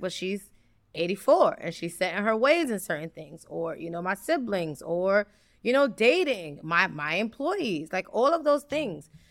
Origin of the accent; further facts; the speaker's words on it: New York City, New York, United States; I'm from the South Bronx. I grew up in Mitchell Houses